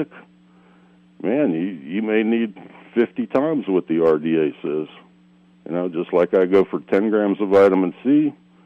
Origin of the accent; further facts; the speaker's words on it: South Florida, United States; I grew up in South Florida